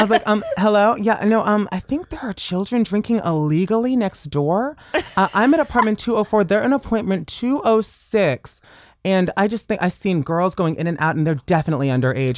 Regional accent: Woodbridge, Virginia, United States; moved away as an adult; now in Los Angeles, United States; I grew up in Woodbridge, Virginia, right outside of D C.

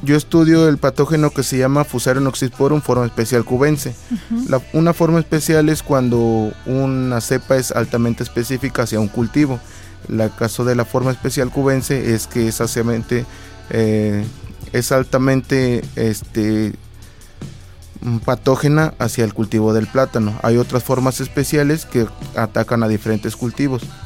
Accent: Tlapacoyan, Veracruz, Mexico; moved away as an adult; now in Xalapa, Mexico; Yo soy de Tlapacoyan, de Tlapacoyan, Veracruz.

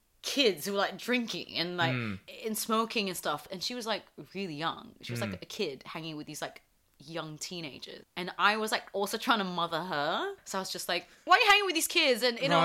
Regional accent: South East England, United Kingdom; English. Yeah, he's English. I grew up in Surrey.

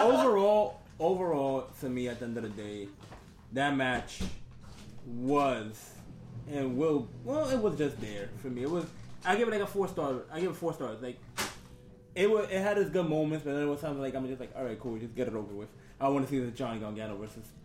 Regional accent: Boston, Massachusetts, United States; also born or lived in Dominican Republic; now in Queens, United States; I was born in DR, raised in Boston

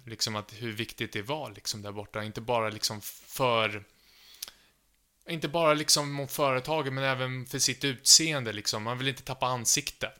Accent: Sweden; jag är från Sverige och jag pluggar nu japanska på Stockholms universitet

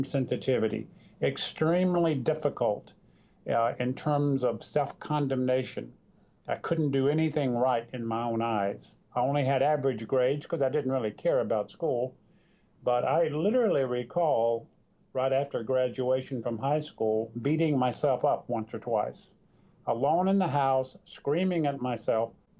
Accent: North Carolina, United States; I grew up in North Carolina

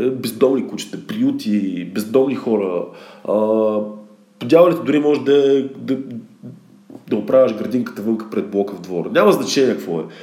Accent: Plovdiv, Plovdiv Province, Bulgaria; имах няколко изложби в София и в Пловдив, също съм и от Пловдив, не в Пловдив

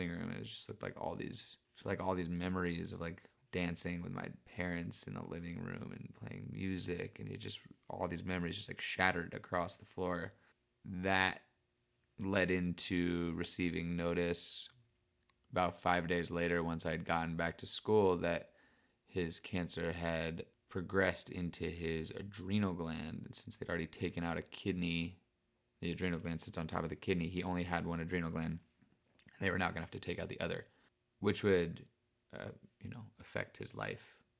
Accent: Berkeley, California, United States; I was raised in South Berkeley, right by the Oakland border, where I now make hats and help to take care of my dad.

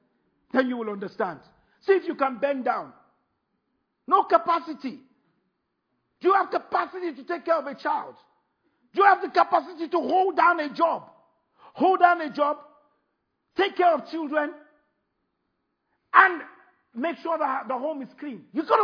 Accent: United Kingdom; Oh, frog. Sorry, see? That's why I'm British.

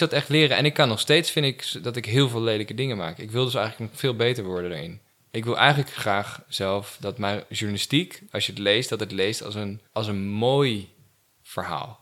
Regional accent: het Gooi, North Holland, Netherlands; moved away as an adult; also born or lived in Amsterdam / Hilversum / Groningen / Perugia, Italy; Ik ben geboren in Amsterdam. Oké. En opgegroeid in het Gooi.

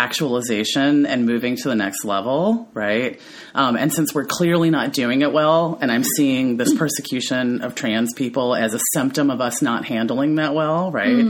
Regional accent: the South, United States; I was raised in the South where the feminine ideal is to be tiny and petite

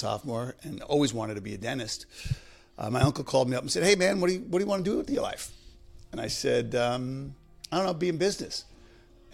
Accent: New York City, New York, United States; moved away as an adult; also born or lived in Boston, Massachusetts; now in Westwood, United States; I grew up in the Bronx with my mother

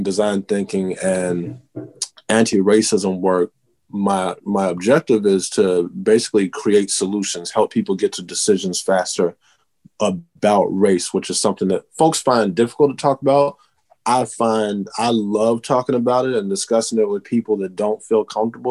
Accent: Texas, United States; I'm originally from Texas

